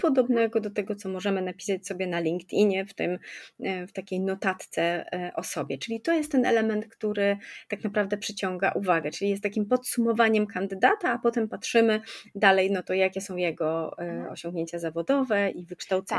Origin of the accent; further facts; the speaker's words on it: Kraków, Lesser Poland, Poland; ja jestem z Krakowa